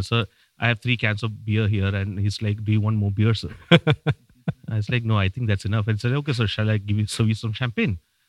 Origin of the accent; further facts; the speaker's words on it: Saudi Arabia; And as a kid, so I was never in India. I was raised in Saudi.